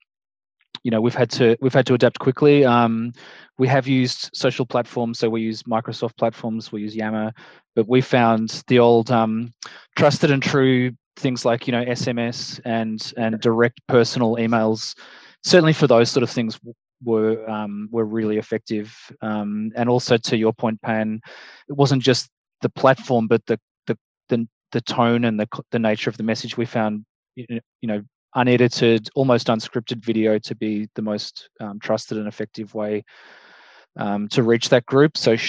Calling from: Melbourne, Victoria, Australia; Hello, I'm coming in from Melbourne, so hello everyone.

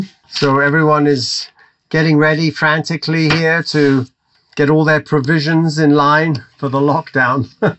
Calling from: Jerusalem, Israel; I'm calling from Yerushalayim.

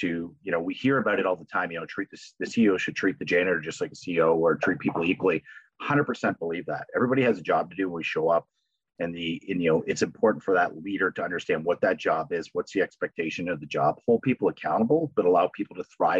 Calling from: Napanee, Ontario, Canada; I'm calling in from Napanee, Ontario.

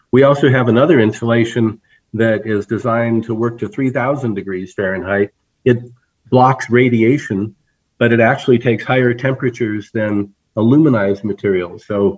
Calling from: Flagstaff, Arizona, United States; This is my home office in Flagstaff, Arizona.

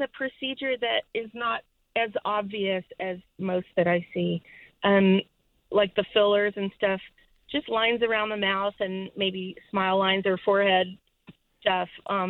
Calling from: Torrance, California, United States; I'm in Southern California.

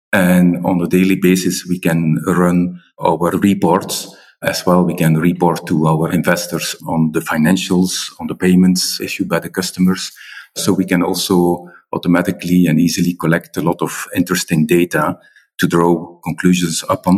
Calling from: Brussels, Brussels-Capital Region, Belgium; I'm calling in from Brussels

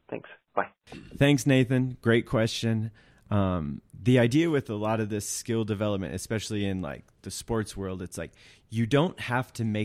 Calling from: Munich, Bavaria, Germany; I'm from Munich, Germany.

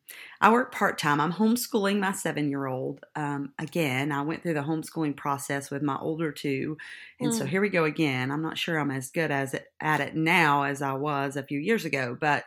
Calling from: Gray, Tennessee, United States; I'm Gray. Anyone know where that is? It's in East Tennessee, up in the tip of Tennessee.

